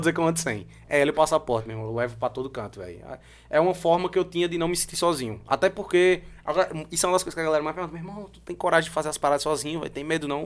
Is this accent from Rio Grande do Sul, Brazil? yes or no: no; João Pessoa, Paraíba, Brazil; also born or lived in Hungary; Sou daqui de João Pessoa, voltei a morar em João Pessoa